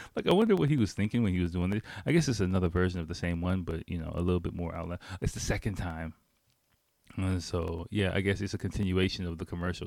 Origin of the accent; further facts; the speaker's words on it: Washington, District of Columbia, United States; moved away as an adult; now in Japan; I grew up in Washington, D C, and I lived in D C full-time, I'll say full-time, for seventeen